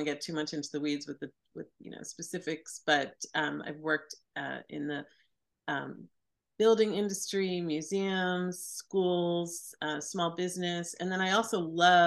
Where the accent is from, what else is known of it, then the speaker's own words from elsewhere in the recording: Sea Cliff, New York, United States; I grew up on Long Island in a a beautiful, sweet little Victorian town called Seacliff